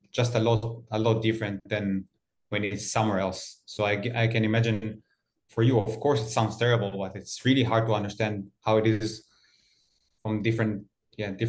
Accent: Haifa District, Israel; Just, just a bit, just a bit south of Haifa.

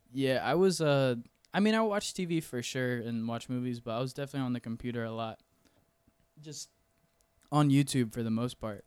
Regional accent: Weirsdale, Florida, United States; moved away as an adult; also born or lived in Ocala, Florida; now in Orlando, United States; I'm actually from a small town called Wearsdale, Florida. It's, like, twenty minutes south of Ocala.

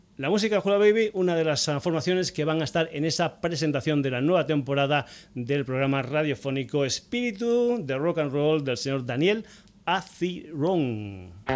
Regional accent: Badajoz, Extremadura, Spain; Badajoz, mi tierra

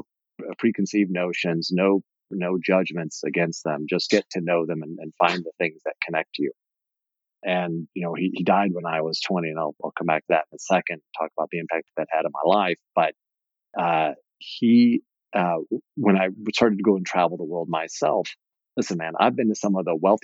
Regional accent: Indiana, United States; growing up in Indiana in the 70s

